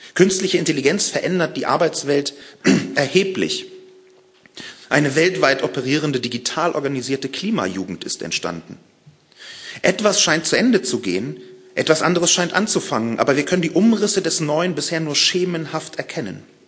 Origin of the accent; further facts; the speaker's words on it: Berlin, Germany; aus Berlin, meiner Heimatstadt